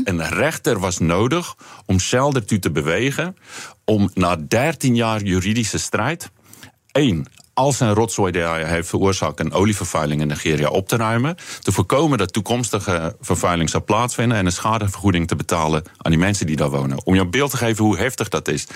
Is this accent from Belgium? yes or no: no; South Africa; accent: South African; now in Netherlands; ik ben opgegroeid in Zuid-Afrika. Dat horen mensen misschien eh, aan, het accent.